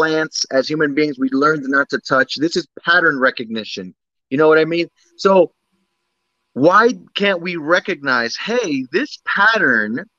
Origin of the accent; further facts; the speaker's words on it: United States; I'm American. My parents are Dominican, but I'm very much in tune with my Dominican roots.